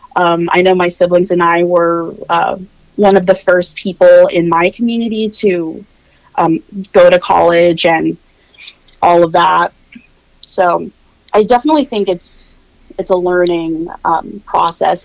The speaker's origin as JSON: {"language": "English", "town": "Norfolk", "region": "Virginia", "country": "United States", "tie": "born or raised there", "accent": "general American", "said": "I grew up in Virginia Beach, Norfolk, Virginia, very heavy military presence"}